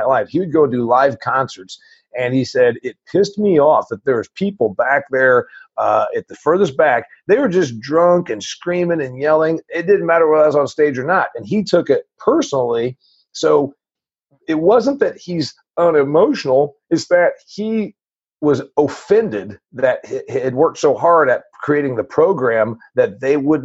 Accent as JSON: {"language": "English", "town": "Huntington", "region": "Indiana", "country": "United States", "tie": "born or raised there", "said": "I'm a farm boy from a dairy farm in northern Indiana."}